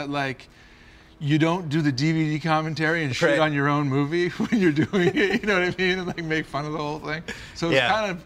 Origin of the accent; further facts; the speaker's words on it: Boston, Massachusetts, United States; I grew up in Boston